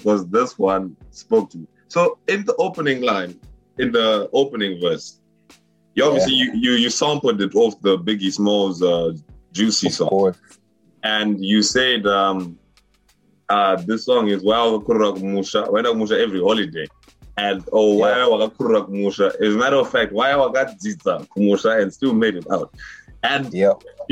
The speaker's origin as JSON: {"language": "English", "town": "Gutu", "region": "Masvingo", "country": "Zimbabwe", "said": "I'm from Guten"}